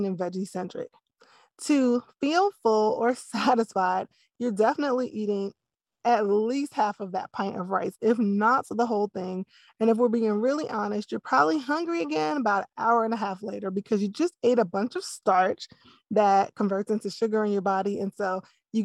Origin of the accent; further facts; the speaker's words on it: East Coast, United States; I grew up on the East Coast